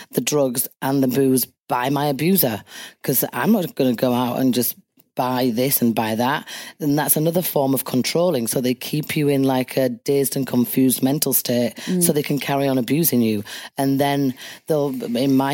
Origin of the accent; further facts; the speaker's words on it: Leeds, Yorkshire and the Humber, United Kingdom; my hometown Leeds